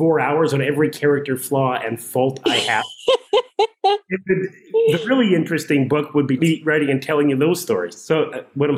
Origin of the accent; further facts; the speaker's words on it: Saskatchewan, Canada; the world in which I grew up and lived in Saskatchewan, even when I was a kid, I always had a job